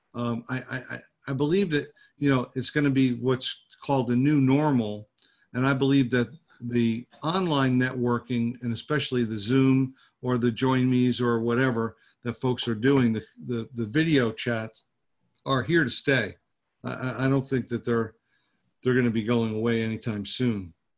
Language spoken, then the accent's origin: English; New Jersey, United States; moved away as an adult; also born or lived in Fort Lauderdale, Florida / Pompano Beach, Florida / Coconut Creek, Florida; now in Jupiter, United States; I was born in New Jersey